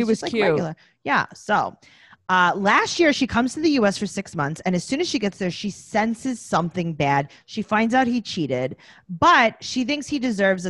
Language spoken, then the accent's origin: English; New York, United States; I'm from New York. I feel like I don't not live in Mexico.